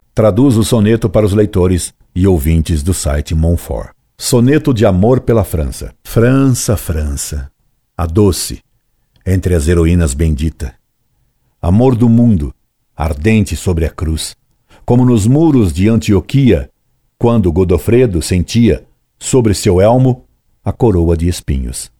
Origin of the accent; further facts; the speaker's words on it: Brazil; Sou brasileiro, de origem italiana, e não tenho uma gota de sangue francês